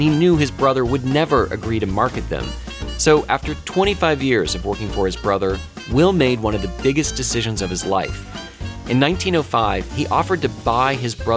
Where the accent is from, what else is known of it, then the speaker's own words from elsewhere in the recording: Oakland, California, United States; Growing up in Oakland, California